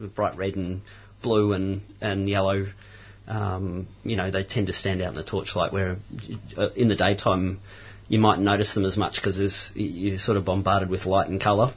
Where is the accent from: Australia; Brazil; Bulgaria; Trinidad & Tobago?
Australia; Mount Macedon, Victoria; now in Romsey, Australia; I grew up in Mount Macedon, mm-hmm. um, and I live in Romsey now